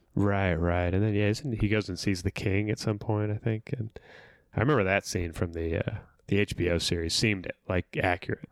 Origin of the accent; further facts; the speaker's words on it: California, United States; I'm from California